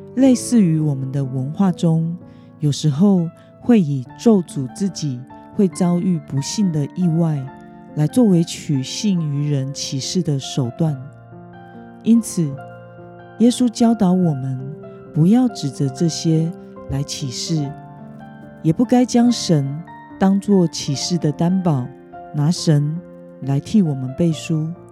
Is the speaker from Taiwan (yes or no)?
yes; Taiwan; 身为台湾人的我们